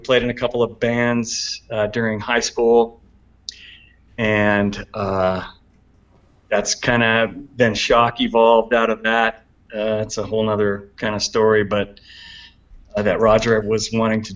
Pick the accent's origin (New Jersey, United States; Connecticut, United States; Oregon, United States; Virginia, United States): Oregon, United States; Portland; now in Bend, United States; my hometown, Portland